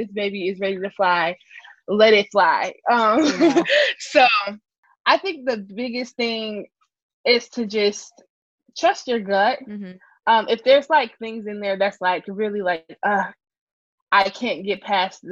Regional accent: Chicago, Illinois, United States; being born and raised in Chicago

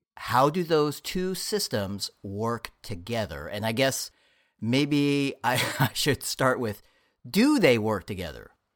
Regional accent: Bay Area, California, United States; born and raised on the West Coast, specifically the Bay Area

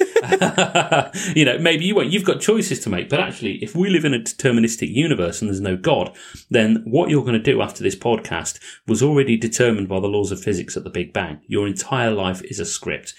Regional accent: England, United Kingdom; accent: English; my English accent

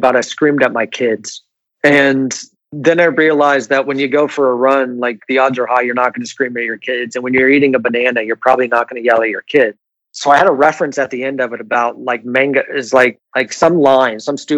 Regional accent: United States; moved away as an adult; now in Barcelona, Spain; I'm from America

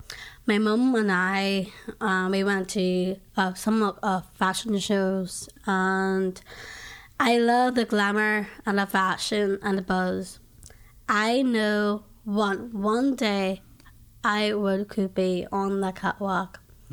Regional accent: Ireland; I'm from Ireland.

